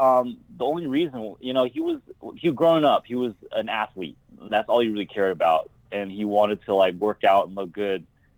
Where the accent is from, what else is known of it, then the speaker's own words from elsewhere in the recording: Bay Area, California, United States; also born or lived in Taipei, Taiwan; I was actually born in Taipei, Taiwan, and I moved to the Bay Area when I was like 3 months old.